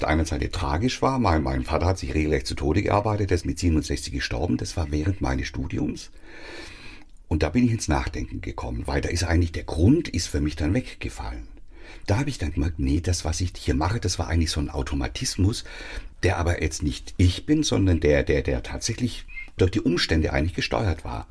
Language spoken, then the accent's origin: German; Swabia, Germany; ich bin Schwabe